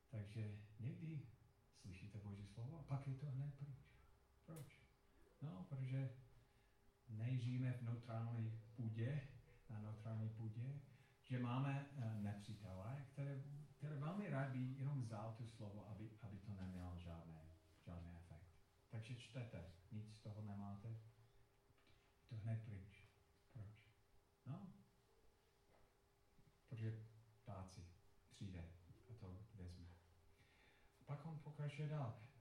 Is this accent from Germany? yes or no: no; Colorado, United States; Czech is a second language; moved away; Já jsem vyrůstal v Colorado a tam je to suché